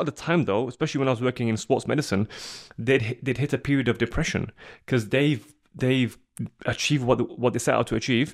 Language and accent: English; Sheffield, Yorkshire and the Humber, United Kingdom; I'm from Sheffield